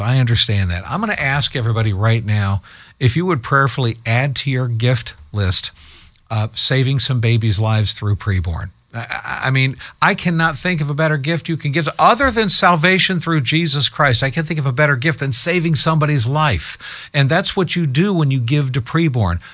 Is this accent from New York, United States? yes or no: no; Columbus, Ohio, United States; now in Michigan, United States; I live in Michigan, but I'm, I'm from Columbus, Ohio originally